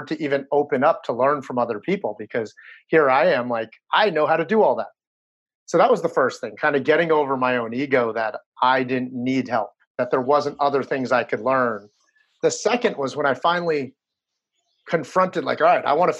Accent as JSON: {"language": "English", "region": "New Jersey", "country": "United States", "tie": "born or raised there", "said": "I'm a Chinese guy who grew up in New Jersey."}